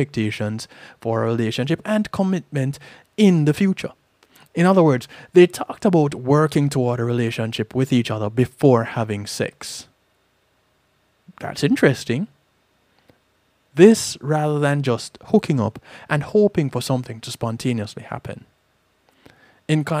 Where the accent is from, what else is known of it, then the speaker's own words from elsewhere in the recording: Jamaica; Growing up in Jamaica